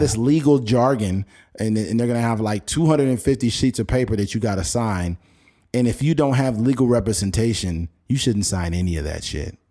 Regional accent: Bakersfield, California, United States; we're both from Bakersfield.

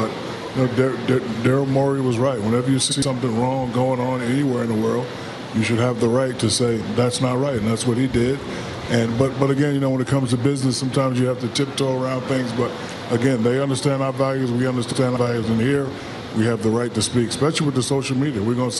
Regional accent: United States; As American people, we do a lot of business in China, and they know and understand our values, and we understand their values. And one of our best values here in America is free speech.

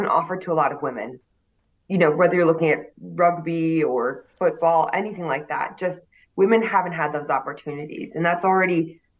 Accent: United States; moved away as an adult; now in United Kingdom; as an American

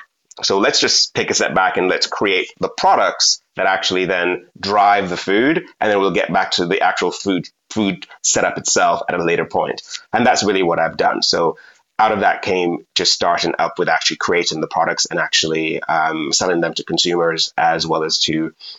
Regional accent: Jamaica; And being that I'm from Jamaica, got really excited and there was a massive queue.

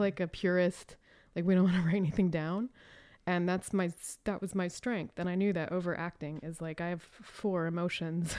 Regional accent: Raleigh, North Carolina, United States; moved away; also born or lived in Chicago; I am from Raleigh, North Carolina

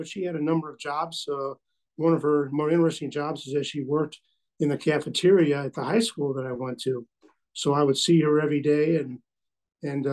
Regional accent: Chicago, Illinois, United States; also born or lived in Litchfield, Illinois / Staunton, Illinois / Wood River, Illinois; I grew up in the Chicago area, South Chicago suburbs.

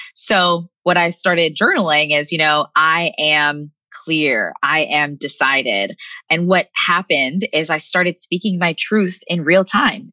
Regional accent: United States; living in the states, growing up in America

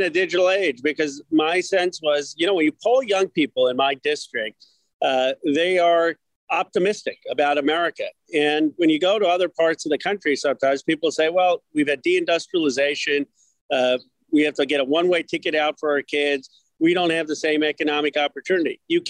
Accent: Philadelphia, Pennsylvania, United States; moved away; also born or lived in Chicago; I'm the son of immigrants. I was born in Philadelphia. My parents immigrated from India.

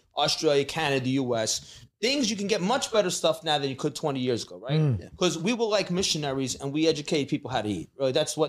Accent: United States

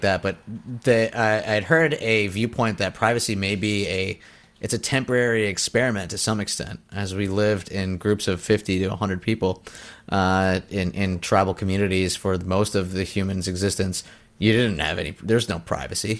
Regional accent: United States; as an American

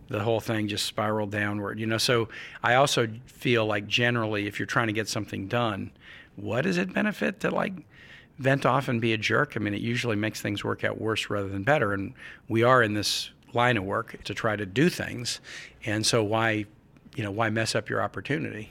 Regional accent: Midwest, United States; I'm a Midwesterner

